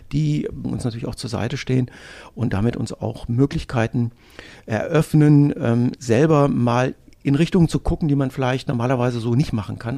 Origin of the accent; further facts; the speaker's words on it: North Hesse, Germany; ich bin in Nordhessen groß geworden